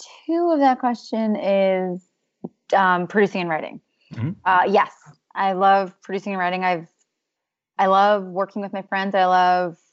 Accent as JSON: {"language": "English", "region": "New York", "country": "United States", "said": "I'm from New York, so I was listening to Z100 in the car with my mom"}